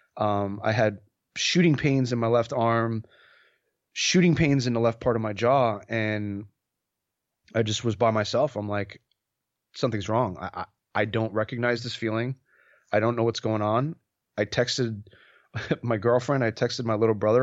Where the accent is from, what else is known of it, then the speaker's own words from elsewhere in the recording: New York, United States; moved away as an adult; now in San Diego, United States; I'm originally from New York, born and raised in New York.